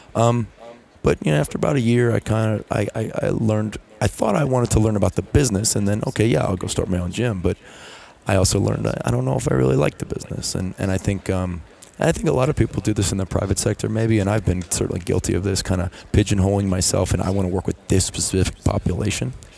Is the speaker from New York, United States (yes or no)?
yes; New York City, New York, United States; moved away; I'm from New York City, and um, you know there really was no major college football program. I mean I, I kind of lived near St. John's University